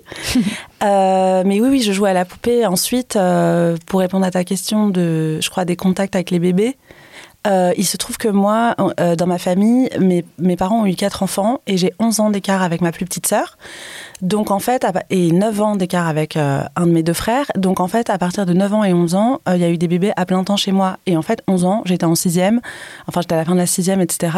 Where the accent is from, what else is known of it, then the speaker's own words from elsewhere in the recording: Paris, Île-de-France, France; Donc on est parisien, mais on vient quand même de, plein mhm. d'endroits différents.